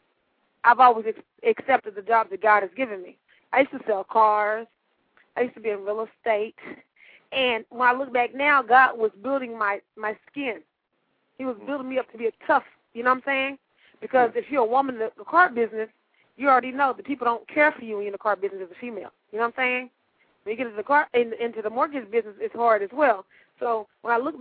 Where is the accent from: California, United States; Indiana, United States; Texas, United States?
Texas, United States; Dallas; I have a 214 area code, I'm from Dallas, Texas